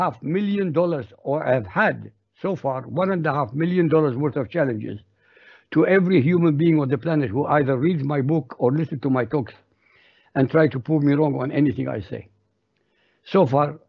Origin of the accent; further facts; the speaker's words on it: Baghdad, Baghdad Governorate, Iraq; first language Arabic; English is a second language; moved away as an adult; also born or lived in Europe; I was born in Baghdad, Iraq, so my background is Arabic. My language, my mother tongue is Arabic. I was educated in Iraq.